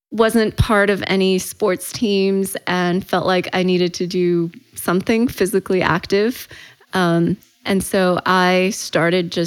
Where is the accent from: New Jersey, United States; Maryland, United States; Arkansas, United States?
Maryland, United States; Frederick; English is a second language; also born or lived in Shanghai, China / Boston; My family settled on the East Coast in Frederick, Maryland. So that's where I grew up